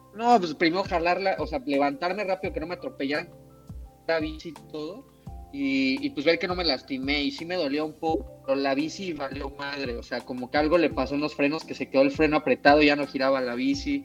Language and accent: Spanish; Mexico; moved away as an adult; now in Canada; yo como cocinero mexicano